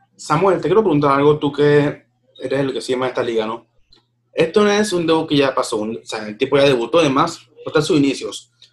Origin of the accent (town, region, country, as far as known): Panama